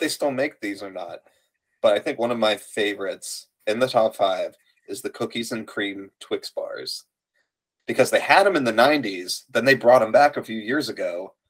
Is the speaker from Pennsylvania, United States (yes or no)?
yes; Farrell, Pennsylvania, United States; I'm from Farrell, Pennsylvania. Population 1,000, I think.